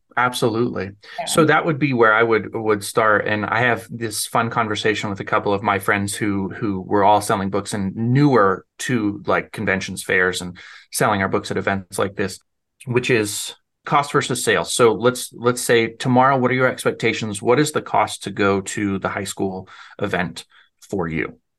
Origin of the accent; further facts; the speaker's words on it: Arvada, Colorado, United States; also born or lived in Denver, Colorado; now in Nebraska, United States; most of my life I lived in Arvada.